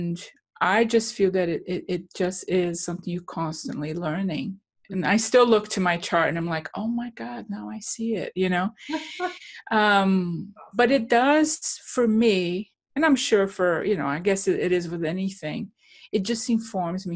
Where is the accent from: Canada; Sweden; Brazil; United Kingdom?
Brazil; moved away; I come from Brazil. And I grew up in a culture in which inflation was daily